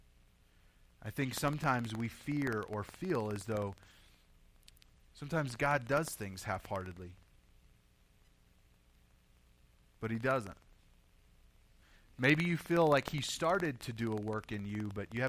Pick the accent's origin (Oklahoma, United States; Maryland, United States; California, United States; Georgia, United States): Oklahoma, United States; moved away as an adult; now in Colorado, United States; I've originally, most of you know this, I'm from Oklahoma